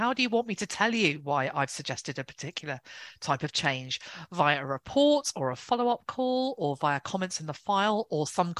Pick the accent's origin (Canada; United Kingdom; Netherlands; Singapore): United Kingdom; England; I'm the English one.